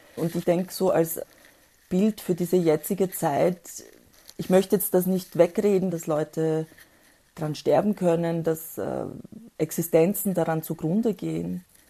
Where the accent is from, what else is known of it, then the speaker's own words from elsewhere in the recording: Austria; die kamen Anfang der 1970er Jahre nach Österreich wo ich dann auch geboren wurde